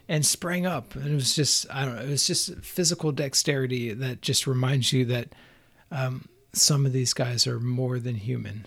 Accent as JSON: {"language": "English", "region": "Southeast", "country": "United States", "tie": "born or raised there", "said": "growing up in the Southeast is, like, an artsy-ish kid"}